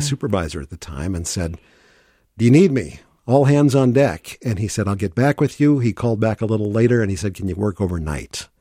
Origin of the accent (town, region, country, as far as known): St. Louis, Missouri, United States; moved away as an adult; also born or lived in Virginia / Green Bay, Wisconsin / Madison, Wisconsin; now in Saint Paul, United States